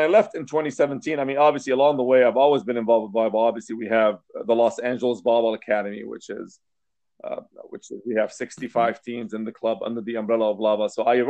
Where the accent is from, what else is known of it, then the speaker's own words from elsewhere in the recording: Lebanon; moved away as an adult; now in United States; I came to the States from Lebanon. And I originally came to go to school and get a degree in electrical engineering, which I did from UCLA.